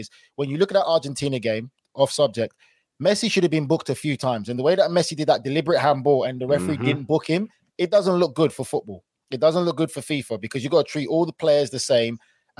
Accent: United Kingdom; because I'm British

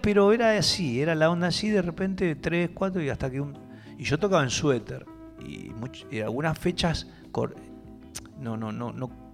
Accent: Buenos Aires, Argentina; yo soy de Urquiza. En nuestro barrio no había, no había músicos

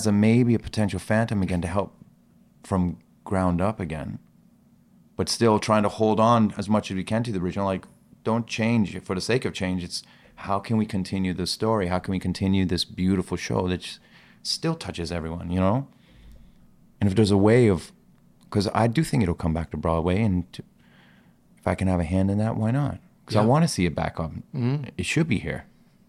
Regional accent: Ostia, Lazio, Italy; also born or lived in Iran; That was my first home. Because I was when I was born in Iran, I was probably there 2-3 months, and that's it. And then Italy for the first 2-3 years of my life.

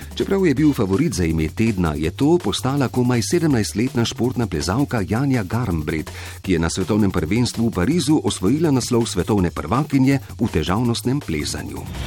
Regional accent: Slovenia; Slovenci smo ponosni na svojo planinsko in alpinistično zgodovino.

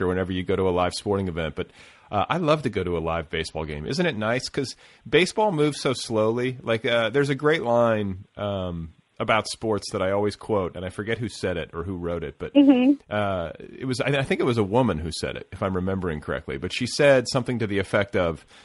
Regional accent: Indiana, United States; now in Southern California, United States; I'm from Indiana originally

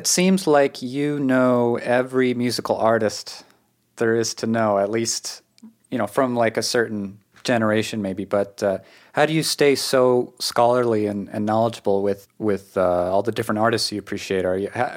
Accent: New England, United States; accent: New England; I've come to understand my own accent in New England

